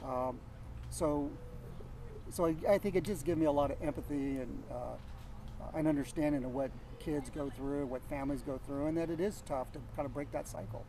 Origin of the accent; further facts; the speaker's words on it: Yuba City, California, United States; moved away; also born or lived in San Jose / Bay Area; I was born in San Jose but I lived most of my life up in Northern California in a place called Yuba City